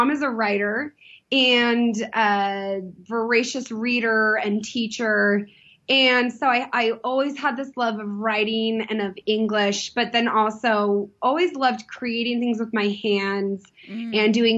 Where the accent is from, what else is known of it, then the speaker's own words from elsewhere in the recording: San Diego, California, United States; I grew up in Southern California